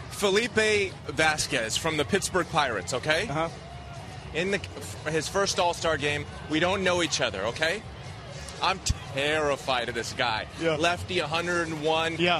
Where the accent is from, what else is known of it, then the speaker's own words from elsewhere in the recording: Canada; as a Canadian